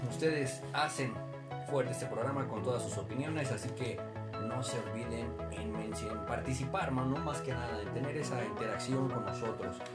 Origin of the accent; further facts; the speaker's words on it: Mexico; sentirte orgulloso como mexicano